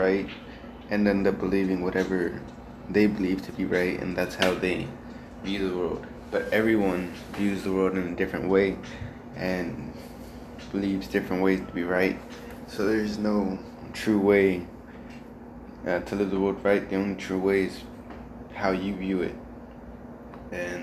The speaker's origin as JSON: {"language": "English", "country": "United States", "also_born_or_lived": "Mexico", "moved": "yes", "said": "since I moved to America, I came from Mexico. I'm originally from America. I went to Mexico and came back."}